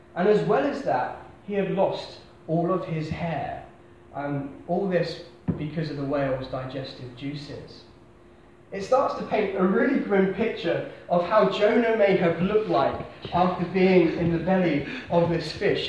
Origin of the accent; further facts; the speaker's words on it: Basingstoke, South East England, United Kingdom; moved away as an adult; I am from Hampshire. I was born in a town called Basingstoke, um, God's own place